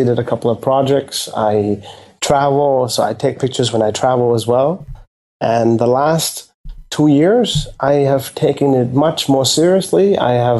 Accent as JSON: {"language": "English", "region": "Bangkok", "country": "Thailand", "tie": "born or raised there", "said": "I live in Bangkok, yes. Okay. I was born and bred in Bangkok."}